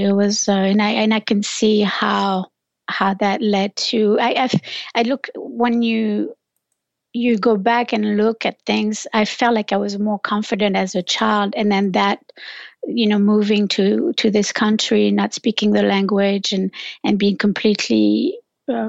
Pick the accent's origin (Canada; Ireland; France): France; now in United States; I'm originally from France, in a small village. I grew up in a small village.